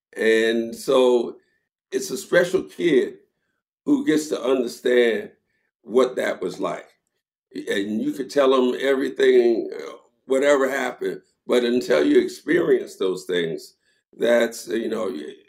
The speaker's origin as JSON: {"language": "English", "town": "Philadelphia", "region": "Pennsylvania", "country": "United States", "said": "Well, you know, for me, it was a culture shock as well, because I was from Philadelphia. I had never been south."}